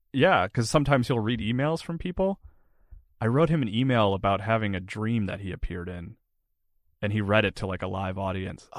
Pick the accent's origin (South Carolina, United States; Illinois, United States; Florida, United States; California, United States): South Carolina, United States; Florence; moved away; I grew up in South Carolina